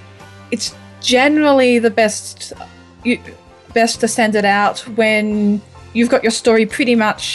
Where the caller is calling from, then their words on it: Australia; Near Canberra, Australia.